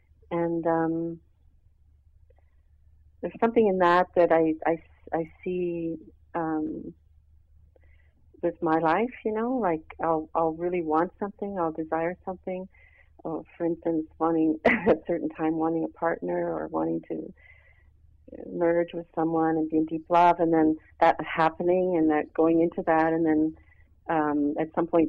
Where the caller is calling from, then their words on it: Montreal, Quebec, Canada; from Montreal.